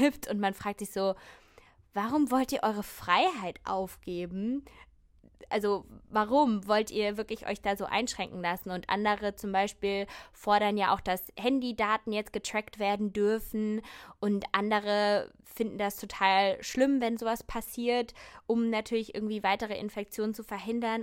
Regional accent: Germany; bei uns in Deutschland

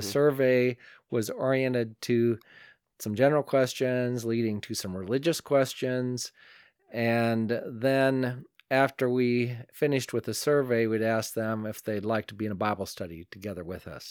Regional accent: northeastern Iowa, United States; attending church in my hometown, and that's up in northeastern Iowa, a little town called Elkheter.

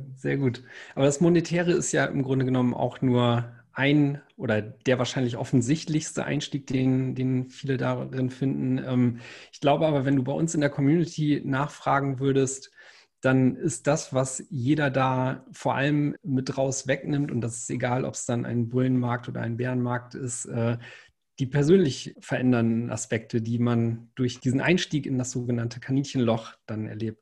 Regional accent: the North, Northern Germany, Germany; ich komme ja aus dem Norden

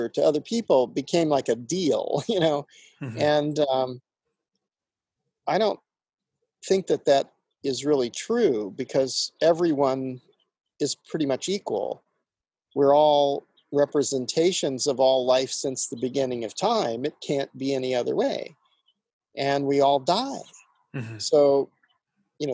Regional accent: Indiana, United States; I grew up in Indiana

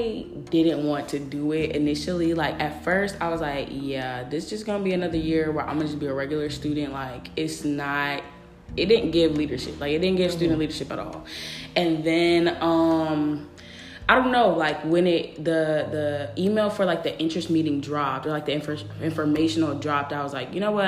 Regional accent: a small town outside Dallas, Texas, United States; moved away; also born or lived in Atlanta, Georgia; I'm actually from a very small town right outside of Dallas

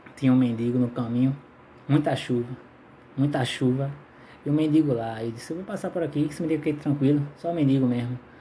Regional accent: Maranguape, Ceará, Brazil; Eu sou de Maranguape

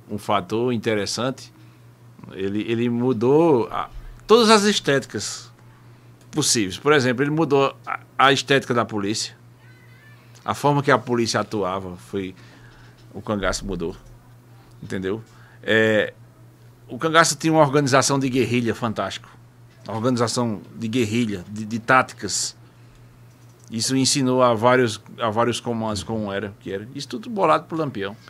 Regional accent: Northeast Region, Brazil; E o nordestino, eu sempre, eu sempre sou aquele nordestinense, aquele nativo

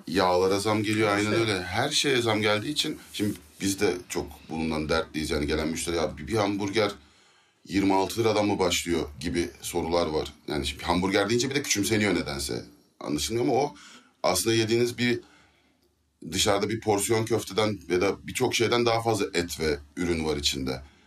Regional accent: Izmir, Turkey; biz Alsancaklıyız

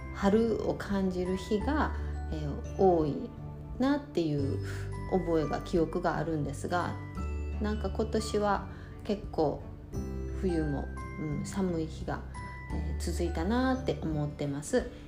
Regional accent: Japan; moved away as an adult; 私が日本で生まれ育って

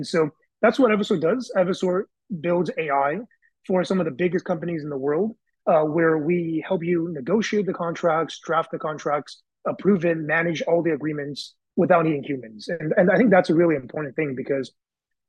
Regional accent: Bay Area, California, United States; went back to my high school network because I'm from the Bay Area.

